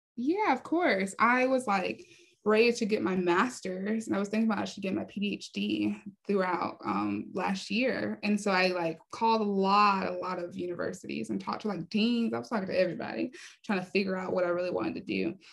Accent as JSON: {"language": "English", "town": "Raleigh", "region": "North Carolina", "country": "United States", "tie": "born or raised there", "also_born_or_lived": "Hollywood", "moved": "yes", "said": "I was raised in North Carolina in Raleigh, North Carolina"}